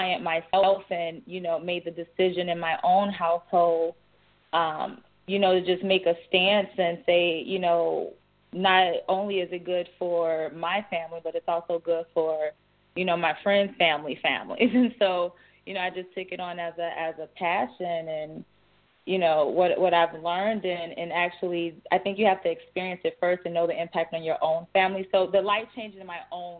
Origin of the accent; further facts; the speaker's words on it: Chicago, Illinois, United States; I am from Chicago, born and raised